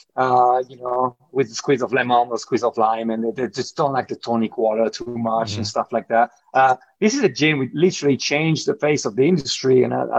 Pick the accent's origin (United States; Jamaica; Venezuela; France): France; moved away; as you can tell from my accent, you know, I grew up in France